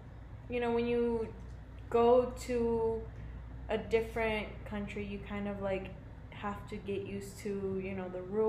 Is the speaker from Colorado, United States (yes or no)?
yes; Colorado, United States; So I am from Colorado. I am a native from here.